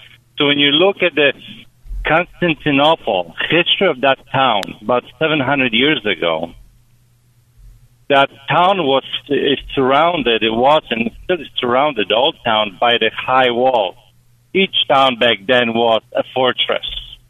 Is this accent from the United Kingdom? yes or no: no; Poland; now in Chicago, United States; I'm Polish.